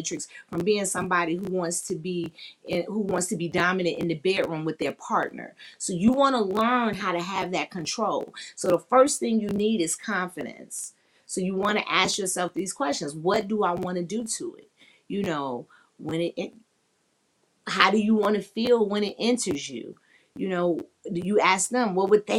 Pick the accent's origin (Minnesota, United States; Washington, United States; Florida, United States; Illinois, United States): Illinois, United States; Chicago; I'm from the Chi-Town